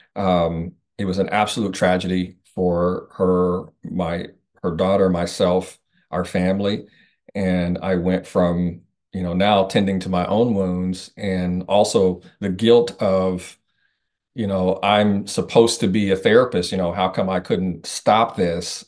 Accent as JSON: {"language": "English", "region": "Indiana", "country": "United States", "said": "I'm originally from Indiana"}